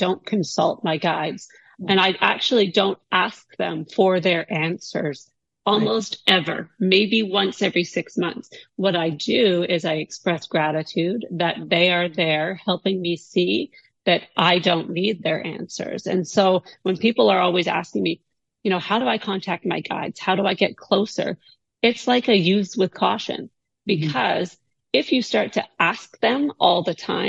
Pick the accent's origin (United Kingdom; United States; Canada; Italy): Canada; I am Canadian